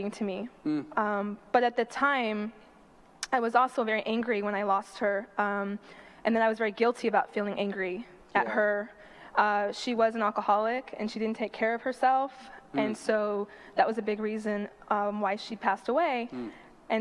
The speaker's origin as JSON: {"language": "English", "town": "Los Angeles", "region": "California", "country": "United States", "tie": "born or raised there", "said": "I grew up in Northridge"}